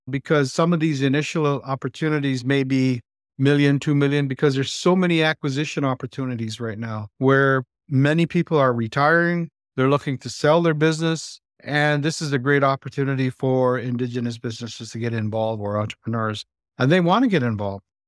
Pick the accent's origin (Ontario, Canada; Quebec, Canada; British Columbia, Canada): Ontario, Canada; Moose Factory; I was born and raised in this place called Moose Factory. It's a Cree Reserve part of the island, and it's just north of Timmins, Ontario